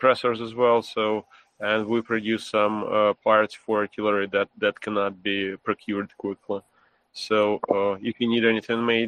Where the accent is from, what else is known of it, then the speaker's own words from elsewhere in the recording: Kharkiv, Kharkiv Oblast, Ukraine; I'm from Kharkiv myself